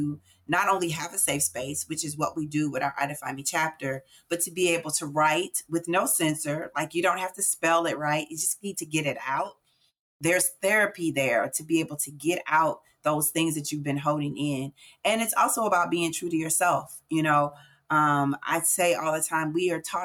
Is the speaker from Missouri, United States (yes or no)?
yes; St. Louis, Missouri, United States; I'm born and raised in St. Louis, Missouri.